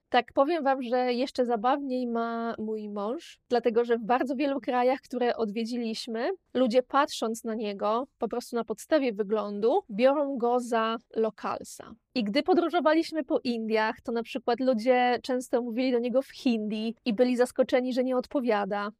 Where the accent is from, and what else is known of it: Poland; now in Malta